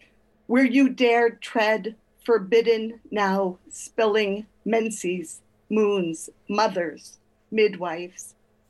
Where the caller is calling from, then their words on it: Oakland, California, United States; From Oakland, California.